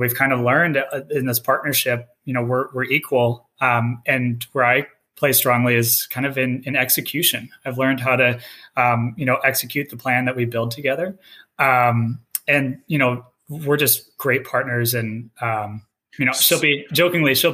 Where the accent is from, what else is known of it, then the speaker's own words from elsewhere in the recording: Minnesota, United States; Both my wife and I were born and raised in Minnesota